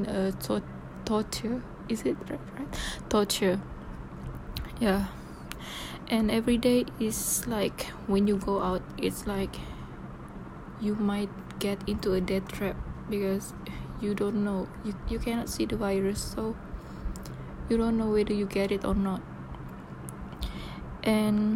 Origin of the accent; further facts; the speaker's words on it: Sabah, Malaysia; moved away as an adult; my hometown in Sabah